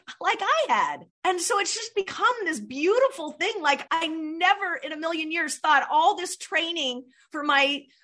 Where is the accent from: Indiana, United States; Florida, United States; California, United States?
California, United States; Southern; since I was a little girl, growing up in Southern California, just walking distance from the beach